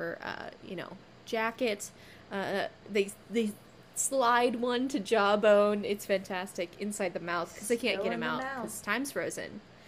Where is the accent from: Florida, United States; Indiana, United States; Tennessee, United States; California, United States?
California, United States; I grew up in California.